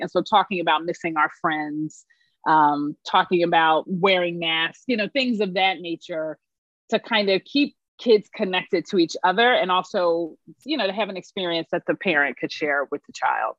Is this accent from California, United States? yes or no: no; Philadelphia, Pennsylvania, United States; also born or lived in New York; I'm from Philadelphia, born and raised, and um, you know, spent a little time in New York, but came back because needed to come home